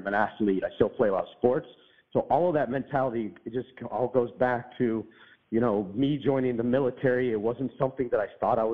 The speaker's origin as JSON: {"language": "English", "town": "Pittsburgh", "region": "Pennsylvania", "country": "United States", "tie": "born or raised there", "also_born_or_lived": "Monterey, California", "moved": "as an adult", "said": "I grew up in Pittsburgh, Pennsylvania"}